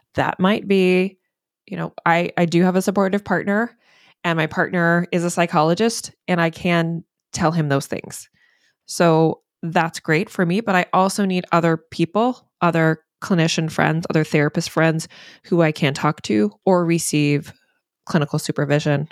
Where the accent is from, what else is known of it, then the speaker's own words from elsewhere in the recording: the South, United States; now in Maine, United States; I'm from the South